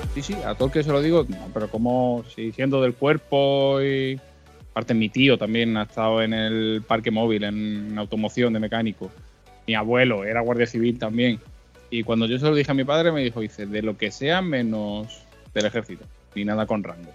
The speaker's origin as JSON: {"language": "Spanish", "town": "Madrid", "region": "Community of Madrid", "country": "Spain", "tie": "born or raised there", "moved": "as an adult", "lives_now": "Mijas, Spain", "said": "yo nací en Madrid, y he estado viviendo en Madrid hasta los 23 años"}